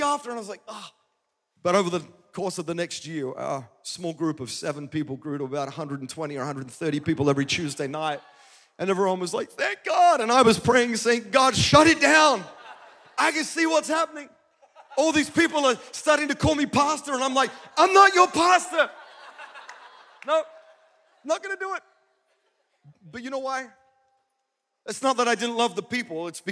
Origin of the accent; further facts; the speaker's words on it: Adelaide, South Australia, Australia; also born or lived in Melbourne, Australia; now in Nashville, United States; I'm a kid from Adelaide who moved to Melbourne